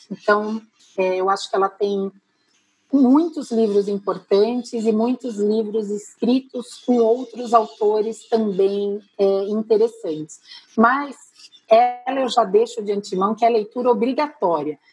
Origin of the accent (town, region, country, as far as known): Brazil